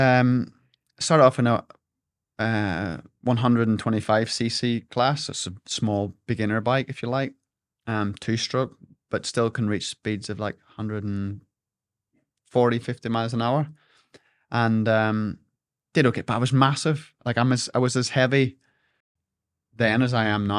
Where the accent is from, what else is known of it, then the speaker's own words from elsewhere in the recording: Larne, Northern Ireland, United Kingdom; I grew up in Dockside Alone